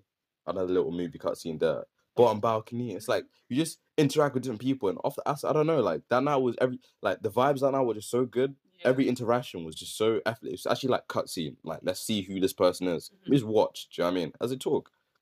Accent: Slough, South East England, United Kingdom; moved away; also born or lived in Leicester; I'm from, like, I was born in Slough

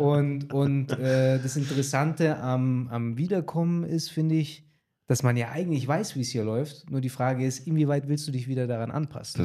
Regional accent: Germany; also born or lived in Latin America; wir Deutschen

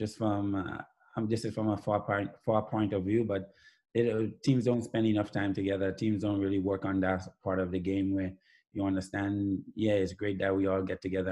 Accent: Grenada; even as a young boy growing up in Grenada

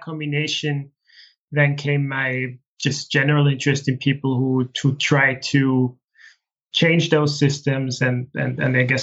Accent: Austria; from the age of six, I grew up in a small village in the Austrian Alps.

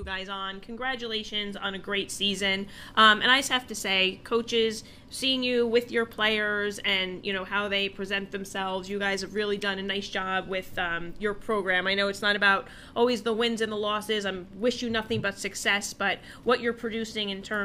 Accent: North Caldwell, New Jersey, United States; when I grew up in North Caldwell

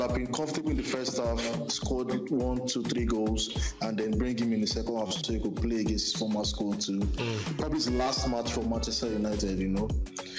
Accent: Nigeria; As a Nigerian fan, I'm really disappointed.

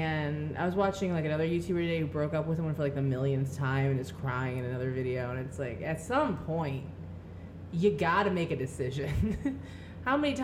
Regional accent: Midwest, United States; I grew up in the Midwest

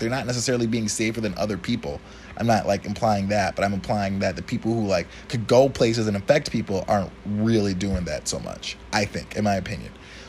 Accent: Wisconsin, United States; now in New York, United States; I'm from Wisconsin. It's not a coincidence that all three of us are from like small towns, you know.

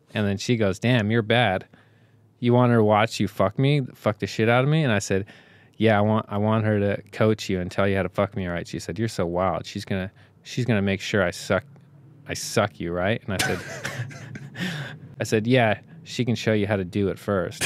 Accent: Canada; being fucking Canadian shitheads

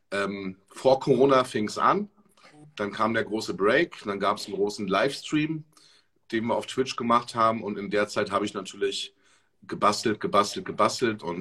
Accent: Berlin, Germany; also ich komme ja aus Berlin und habe auch schon äh, viele, viele Jahre, ich mache seit über zehn Jahren Events in Berlin.

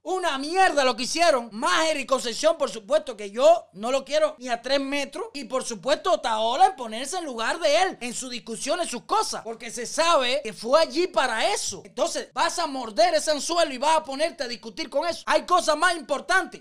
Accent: Cuba; los cubanos no somos así

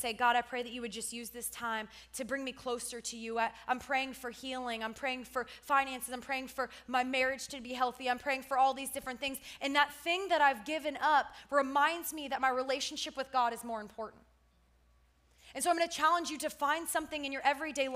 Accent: South Florida, United States; I grew up in South Florida

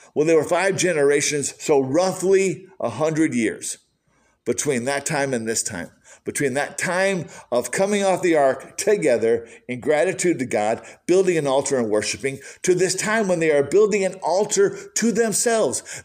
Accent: Michigan, United States; growing up in Michigan

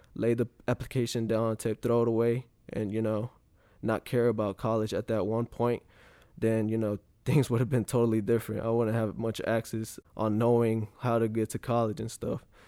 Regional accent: Graham, North Carolina, United States; I'm from Graham, North Carolina

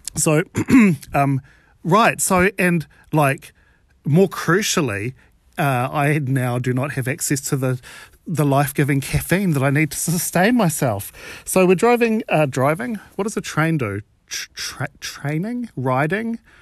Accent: New Zealand; I'm from New Zealand

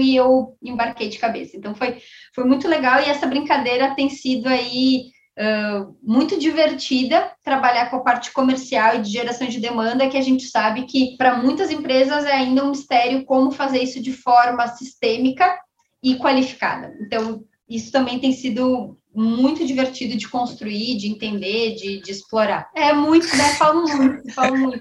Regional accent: Caxias do Sul, Rio Grande do Sul, Brazil; sou gaúcha, sou de Caxu, Rio Grande do Sul

